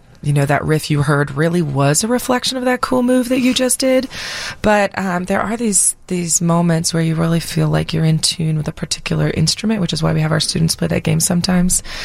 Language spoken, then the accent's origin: English; Florida, United States; I grew up in Florida